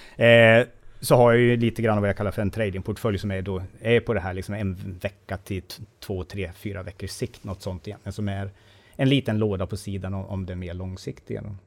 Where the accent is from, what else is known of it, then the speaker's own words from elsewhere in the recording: Sandviken, Gävleborg County, Sweden; jag är från Sandviken